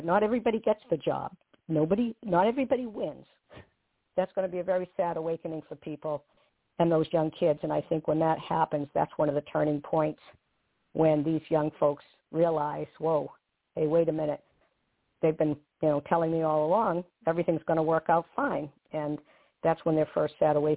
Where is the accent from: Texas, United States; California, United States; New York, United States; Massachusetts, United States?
Massachusetts, United States; Walpole; accent: Bostonian; I was born in a middle-class suburban town outside of Boston, called Walpole, very small town